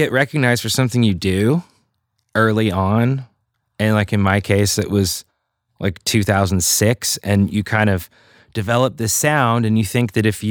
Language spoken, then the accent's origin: English; Idaho, United States; I grew up in Idaho